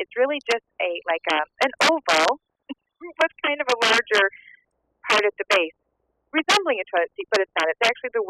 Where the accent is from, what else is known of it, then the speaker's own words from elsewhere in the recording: Michigan, United States; my home state of Michigan.